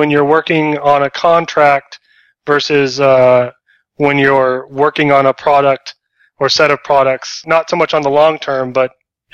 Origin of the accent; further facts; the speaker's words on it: Texas, United States; I'm from Texas